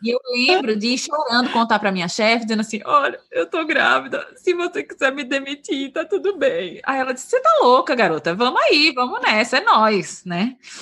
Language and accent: Portuguese; Recife, Pernambuco, Brazil; moved away as an adult; also born or lived in São Paulo; Eu sou de Recife, a gente é de Recife